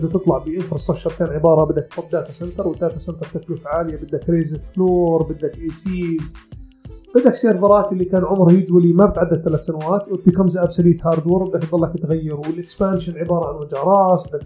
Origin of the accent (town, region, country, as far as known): Jordan